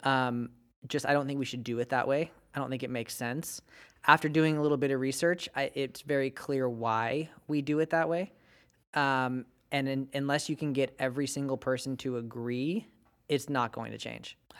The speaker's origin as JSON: {"language": "English", "town": "Bakersfield", "region": "California", "country": "United States", "moved": "yes", "said": "I come from Bakersfield and we have dairy cows"}